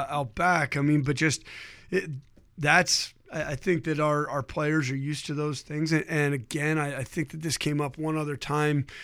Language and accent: English; Ohio, United States; I grew up in Ohio